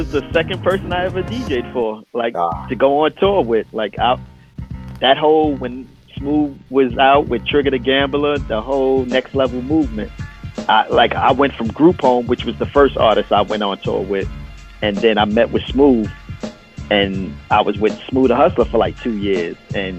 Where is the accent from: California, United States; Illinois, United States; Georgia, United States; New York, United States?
New York, United States; Brooklyn; I'm from Coney Island.